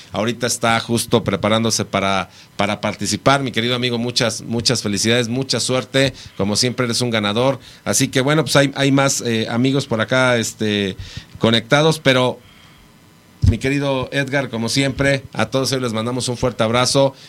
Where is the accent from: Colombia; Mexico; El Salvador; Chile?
Mexico; cada día somos más mexicanos